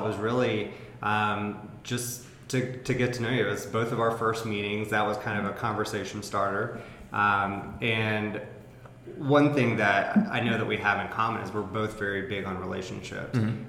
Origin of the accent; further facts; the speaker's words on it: the South, United States; we're both from the South